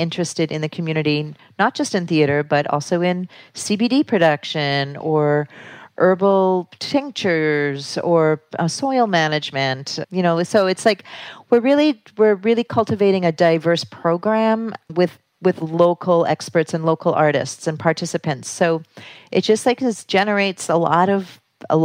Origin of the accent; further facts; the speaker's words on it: Canada; also born or lived in New York City, United States / Sullivan County, New York, United States; now in Damascus, Pennsylvania, United States; I come from Canada, moved to New York City, and then started operating a theater in Sullivan County, New York